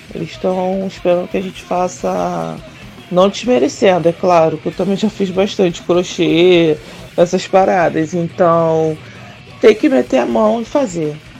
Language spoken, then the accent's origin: Portuguese; Rio de Janeiro, Brazil; Eu sou do Rio de Janeiro e eu rodo o Brasil todo tatuando